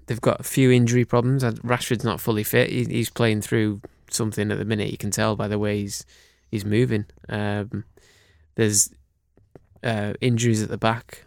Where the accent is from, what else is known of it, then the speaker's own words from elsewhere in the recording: Cumbria, North West England, United Kingdom; moved away; I grew up in Cumbria